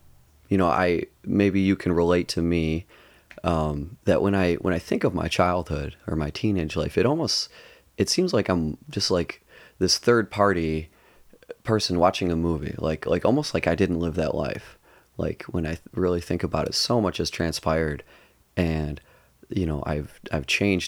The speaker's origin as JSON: {"language": "English", "town": "Livonia", "region": "Michigan", "country": "United States", "tie": "born or raised there", "said": "I grew up in Livonia the first 7 years of my life, a suburb of Detroit, about 20 miles west of Detroit."}